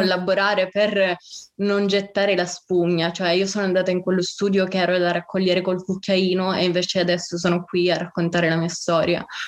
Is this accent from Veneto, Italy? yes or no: no; Sicily, Italy; moved away as an adult; also born or lived in Bologna; io sono siciliana, vivo, eh, ho vissuto a Bologna per l'università